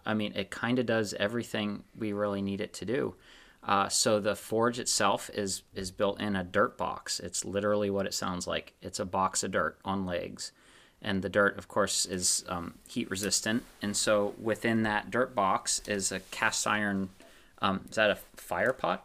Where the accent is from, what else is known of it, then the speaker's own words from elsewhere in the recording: Pennsylvania, United States; moved away; I'm from Pennsylvania